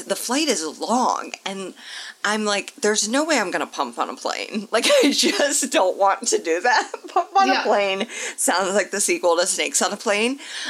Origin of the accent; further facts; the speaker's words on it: Indianapolis, Indiana, United States; moved away; I have been asked to MC a reproductive rights rally in my hometown of Indianapolis.